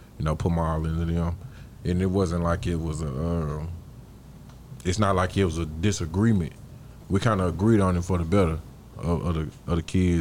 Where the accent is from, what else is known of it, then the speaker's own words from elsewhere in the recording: Dallas, Texas, United States; also born or lived in Arlington, Texas; I grew up right here on John West in R. Reese Apartments